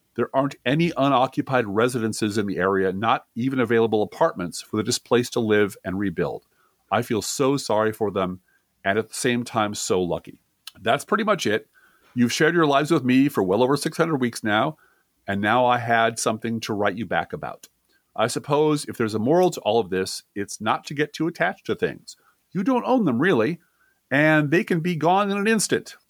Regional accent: Midwest, United States; accent: Midwest; also born or lived in Colorado; my Midwest accent

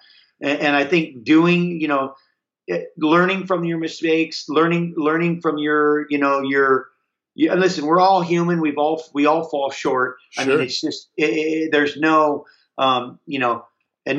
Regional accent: Hawaii, United States; I grew up in Hawaii

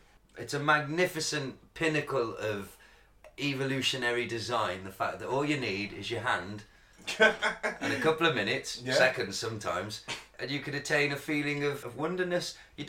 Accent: Welsh, Wales, United Kingdom; I'm Welsh.

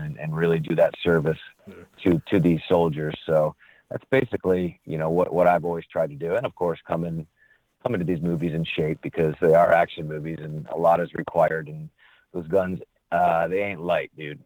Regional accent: Canajoharie, New York, United States; I'm originally from upstate New York, the uh, Albany area, small town west of Albany, uh, about 2,500

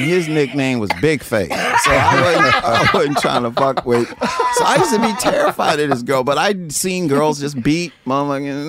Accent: East St. Louis, Illinois, United States; because I come from East St. Louis where girls

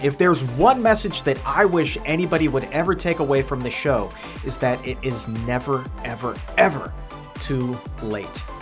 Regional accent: Norfolk, Virginia, United States; Norfolk, Virginia, my hometown

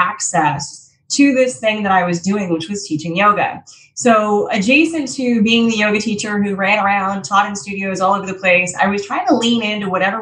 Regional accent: Colorado, United States; moved away; I'm originally from Colorado, so I used to teach in Denver a lot.

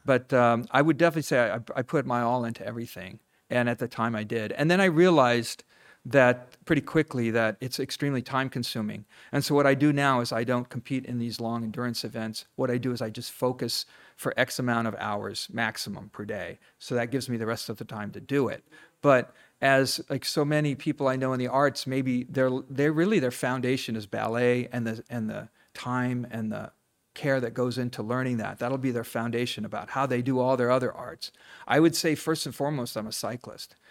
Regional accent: Ohio, United States; moved away; also born or lived in Los Angeles, California; I grew up in Ohio

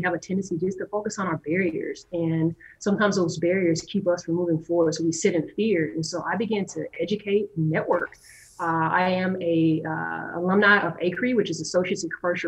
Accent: Madison, Wisconsin, United States; I am from Madison, Wisconsin.

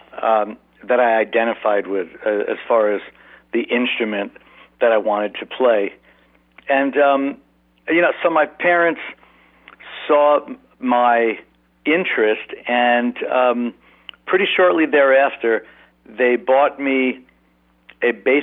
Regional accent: Long Island, New York, United States; I grew up on Long Island, about an hour from New York City

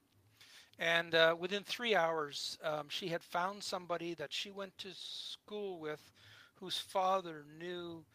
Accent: United States; moved away; growing up in the States

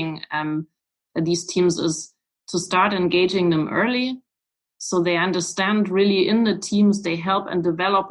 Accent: Weimar, Thuringia, Germany; English is a second language; I was born in Weimar

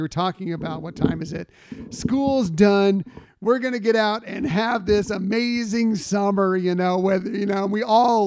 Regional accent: San Diego, California, United States; I grew up in San Diego or in Southern California

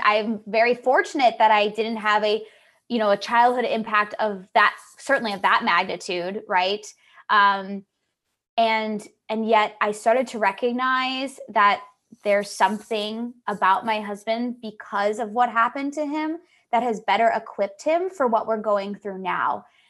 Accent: Pennsylvania, United States; we're from Pennsylvania

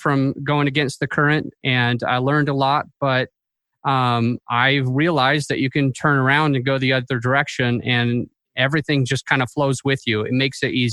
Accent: Utah, United States; I'm from Utah

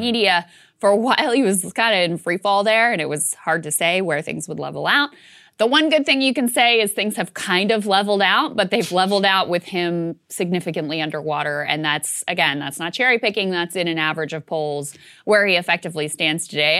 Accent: Virginia, United States; it's my home state

